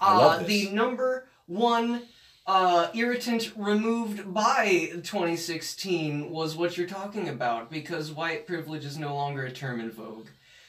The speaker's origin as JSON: {"language": "English", "country": "United States", "tie": "born or raised there", "said": "growing up in Owen County."}